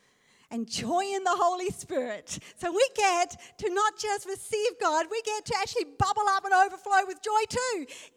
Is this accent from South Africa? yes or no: yes; South Africa; I'm a South African